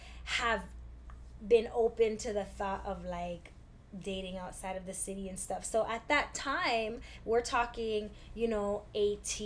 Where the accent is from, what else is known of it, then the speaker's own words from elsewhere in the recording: Toronto, Ontario, Canada; we're from Toronto